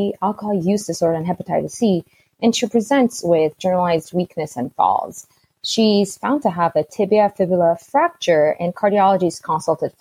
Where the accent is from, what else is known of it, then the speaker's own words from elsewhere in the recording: Ethiopia; also born or lived in Durham / Miami; now in Seattle, United States; I'm originally from Ethiopia